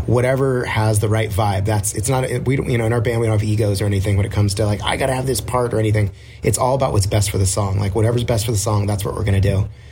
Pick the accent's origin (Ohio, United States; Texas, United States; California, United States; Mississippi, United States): California, United States; Orange County; we're from Orange County